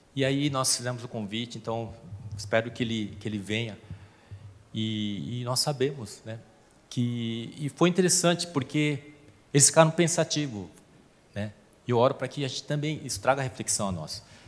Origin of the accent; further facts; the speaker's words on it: South Korea; now in Brazil; eu sou coreano